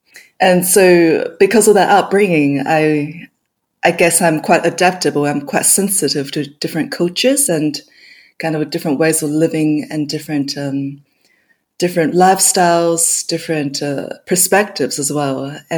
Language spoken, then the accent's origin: English; Kaohsiung, Taiwan; also born or lived in New Zealand / Australia; now in London, United Kingdom; I was born in Kaohsiung in Taiwan, and it's kind of like a port city down south. And throughout my childhood, I grew up in Taiwan, in New Zealand, and in Australia as well. So I'm Australian in the end.